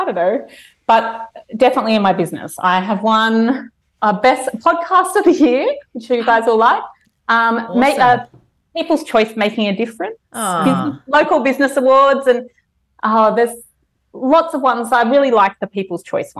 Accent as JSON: {"language": "English", "town": "Brisbane", "region": "Queensland", "country": "Australia", "tie": "born or raised there", "said": "a band from my hometown, from Brisbane"}